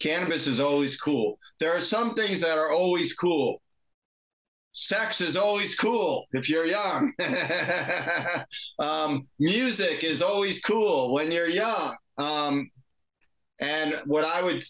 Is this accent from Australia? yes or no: no; Washington, District of Columbia, United States; moved away as an adult; also born or lived in California; I grew up in Washington, D.C. area, and I went to college in California